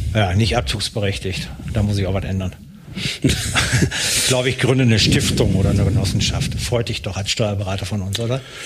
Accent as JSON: {"language": "German", "region": "North Rhine-Westphalia", "country": "Germany", "moved": "yes", "said": "ich komme ja aus Nordrhein-Westfalen"}